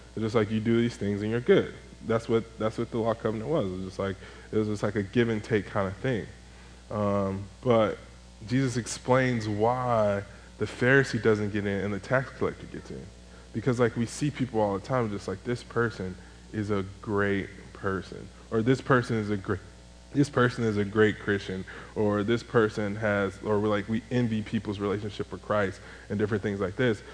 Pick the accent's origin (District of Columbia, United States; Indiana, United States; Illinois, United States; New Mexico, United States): Illinois, United States; Chicago; moved away as an adult; also born or lived in Greenville; I'm from Chicago